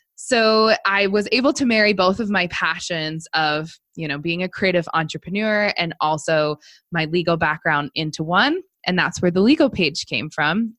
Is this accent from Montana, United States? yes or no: yes; Missoula, Montana, United States; also born or lived in Seattle area, Washington; i went to law school in my hometown of missoula montana